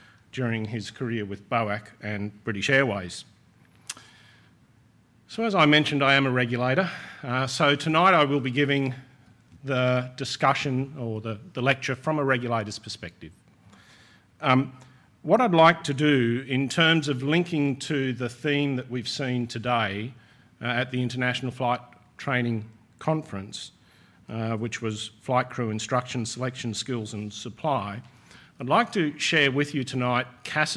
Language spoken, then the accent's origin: English; Sydney, New South Wales, Australia; In Sydney, my hometown